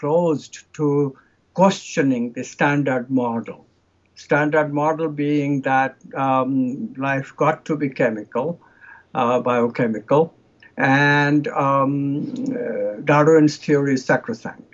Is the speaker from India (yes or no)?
yes; India; I come from India